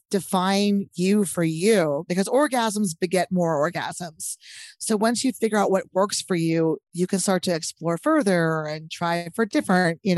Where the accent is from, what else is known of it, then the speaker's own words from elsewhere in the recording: Texas, United States; I'm from Texas